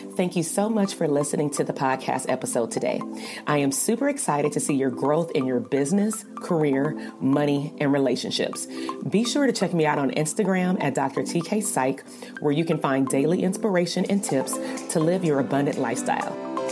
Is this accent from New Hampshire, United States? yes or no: no; Compton, California, United States; I'm from Compton. I'm from the hood too.